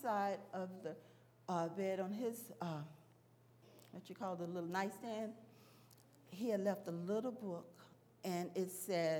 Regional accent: Arkansas, United States; I'm from Arkansas

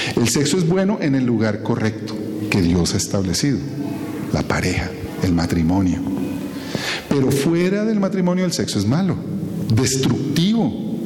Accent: Colombia; como ciudadanos colombianos

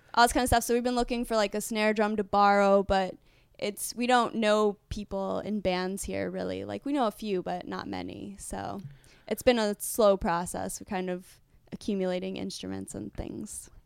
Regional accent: United States; moved away as an adult; now in Prague, Czech Republic; I'm from America

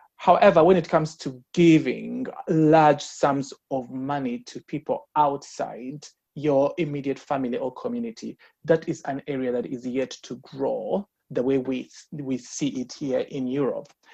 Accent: Uganda; I was born and raised in Uganda.

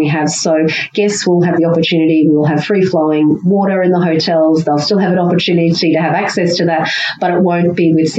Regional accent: Queensland and far north Queensland, Australia; living and growing up in Queensland and far north Queensland

